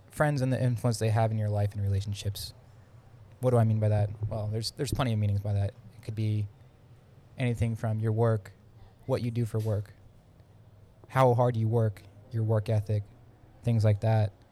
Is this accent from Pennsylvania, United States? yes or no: yes; Pennsylvania, United States; now in Florida, United States; So, I came from Pennsylvania in 2015. Originally moved to Florida to work for the Mouse.